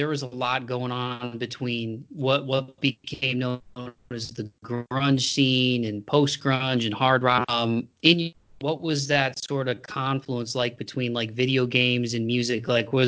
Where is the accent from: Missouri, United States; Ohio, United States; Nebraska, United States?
Ohio, United States; Toledo; moved away as an adult; now in Tennessee, United States; the house that I grew up in over on Second Year in Toledo